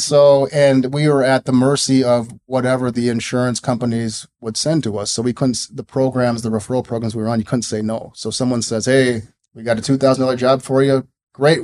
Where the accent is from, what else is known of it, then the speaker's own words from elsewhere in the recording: Minneapolis, Minnesota, United States; I grew up in the Twin Cities, went to Richfield High School